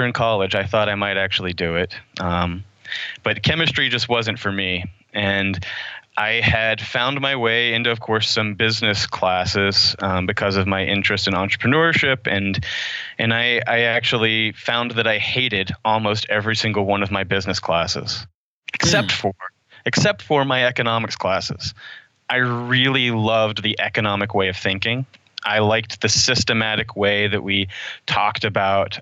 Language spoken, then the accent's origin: English; Oklahoma, United States; moved away as an adult; also born or lived in Waco, Texas; I grew up in Oklahoma.